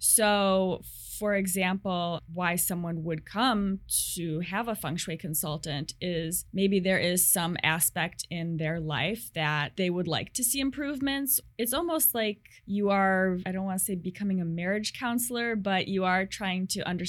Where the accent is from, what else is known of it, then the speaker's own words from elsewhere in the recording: St. Charles, Illinois, United States; moved away as an adult; now in Seattle, United States; So I say Chicago to everyone, but it's actually a suburb. Unless you're from Chicago, you don't know the suburbs. So I come from a Chicago suburb.